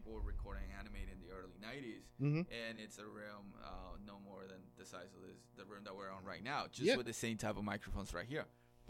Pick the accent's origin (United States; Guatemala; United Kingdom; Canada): Guatemala; moved away; I grew up in Guatemala